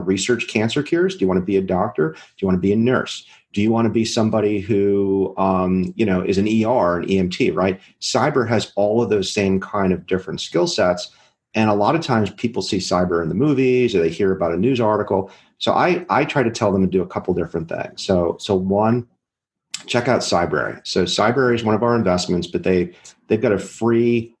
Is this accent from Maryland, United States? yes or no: yes; Maryland, United States; I'm from Maryland.